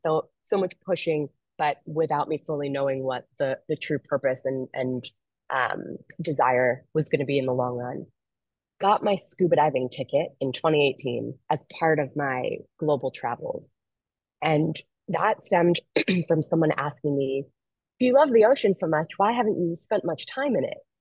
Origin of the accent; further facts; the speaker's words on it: Philadelphia, Pennsylvania, United States; moved away as an adult; also born or lived in Washington D.C., United States / New York, United States / Australia; I grew up in Philadelphia, Pennsylvania, nowhere near an ocean being in my backyard